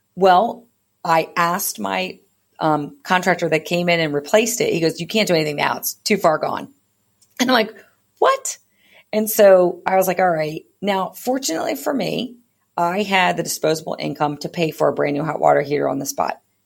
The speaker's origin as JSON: {"language": "English", "region": "East Coast", "country": "United States", "moved": "yes", "lives_now": "California, United States", "said": "I am a, not originally from California. I am originally from the East Coast"}